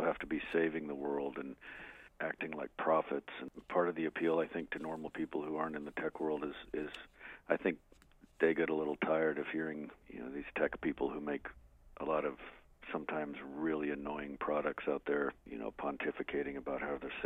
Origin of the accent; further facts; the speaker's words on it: Albuquerque, New Mexico, United States; growing up in Albuquerque